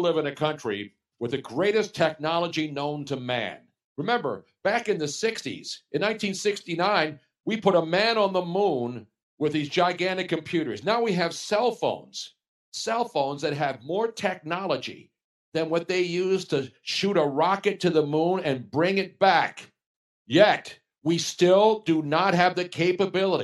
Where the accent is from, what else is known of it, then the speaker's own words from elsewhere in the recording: Pennsylvania, United States; I love Pennsylvania. It's my hometown